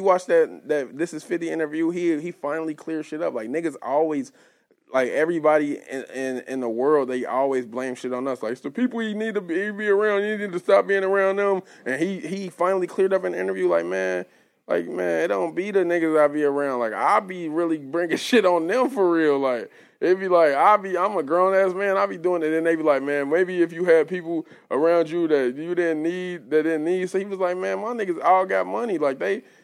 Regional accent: Cincinnati, Ohio, United States; I'm from Westwood. I'm from Harrison Avenue

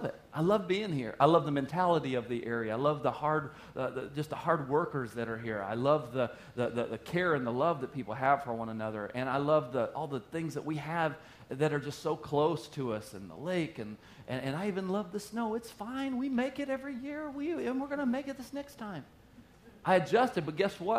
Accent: the South, United States; moved away as an adult; now in Wisconsin, United States; I moved up from the South

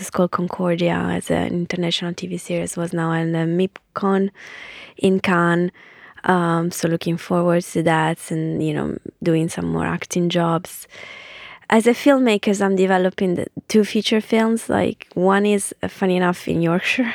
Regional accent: Ferrara, Emilia-Romagna, Italy; moved away as an adult; now in London, United Kingdom; I grew up in Ferrara

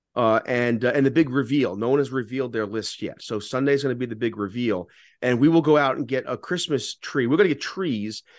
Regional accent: Fair Lawn, New Jersey, United States; also born or lived in The Bronx, New York; I grew up, you know, remember, remember, when we moved from the Bronx to Jersey, Fairlawn was predominantly Orthodox Jewish

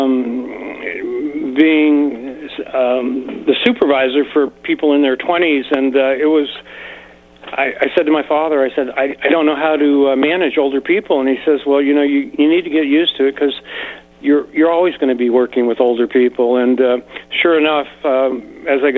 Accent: San Francisco, California, United States; also born or lived in Marin County; now in Nevada County, United States; I was raised in San Francisco and moved up here when we were 24 years old.

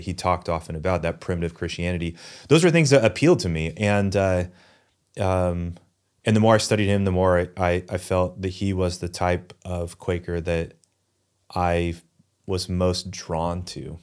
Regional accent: Newberg, Oregon, United States; also born or lived in New England; I grew up in Newburgh, went to school here in Newburgh for college

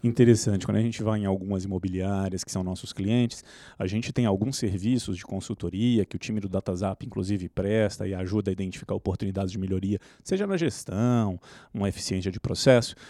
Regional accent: Minas Gerais, Brazil; nós, como mineiros

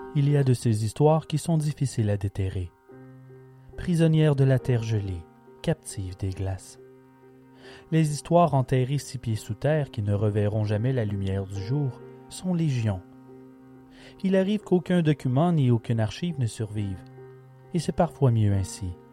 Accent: Quebec, Canada; accent: Québécois; mon accent québécois

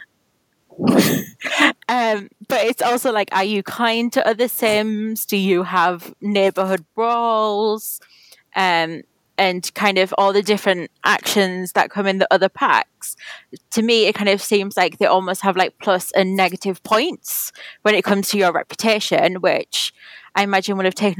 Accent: United Kingdom; as a Brit

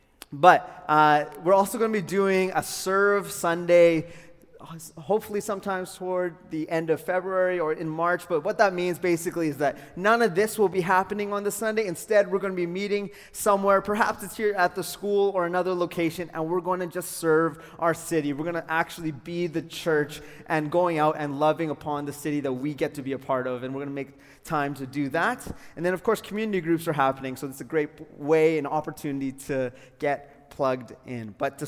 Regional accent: Calgary, Alberta, Canada; You can make the assumption I'm from Calgary.

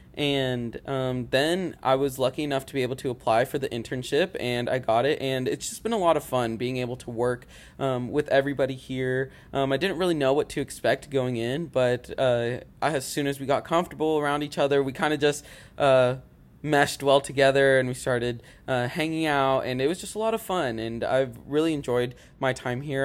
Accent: Rogers, Arkansas, United States; moved away as an adult; now in Conway, United States; I'm from Rogers, Arkansas

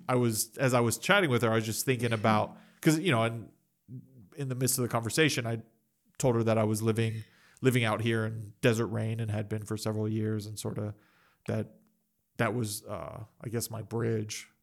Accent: United States; I'm American, I've lived in the West, I've grown up in the West

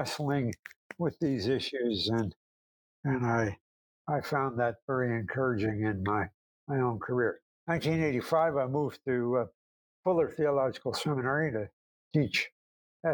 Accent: New Jersey, United States; moved away; also born or lived in Western New York / Chicago; I was born and raised in New Jersey

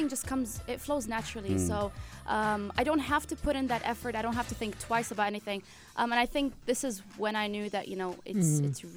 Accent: Jordan; I'm from Jordan

